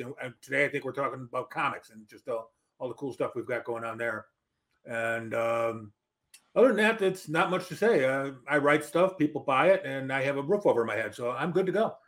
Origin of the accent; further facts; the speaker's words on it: Melrose Park, Illinois, United States; also born or lived in northern Wisconsin / Chicago, Illinois; I spent my early youth in uh, northern Wisconsin, but I grew up in Melrose Park, Illinois